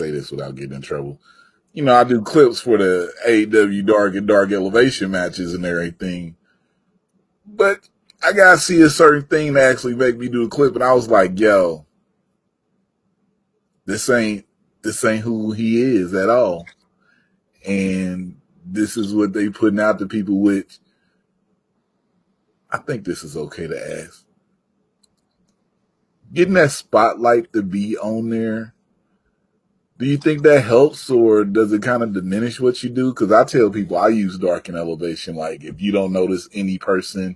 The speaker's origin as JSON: {"language": "English", "region": "Mississippi", "country": "United States", "said": "I'm from Mississippi"}